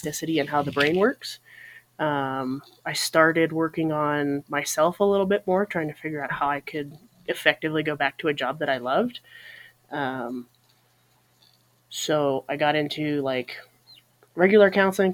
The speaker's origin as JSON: {"language": "English", "region": "Colorado", "country": "United States", "tie": "born or raised there", "moved": "yes", "lives_now": "Montana, United States", "said": "I grew up in Colorado originally. I now live in Montana"}